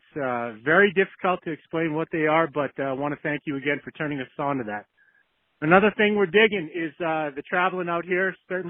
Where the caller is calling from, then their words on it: New Hampshire, United States; it's … and … calling from the 603 area code, New Hampshire for damn sure